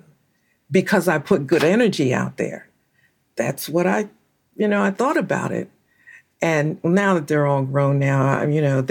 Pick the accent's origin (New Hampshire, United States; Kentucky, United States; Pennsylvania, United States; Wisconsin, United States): Pennsylvania, United States; Philadelphia; I used to carry around a bunch of ones because I'm from Philadelphia, and I would carry a pocket full of ones because there were always people that were panhandling in Center City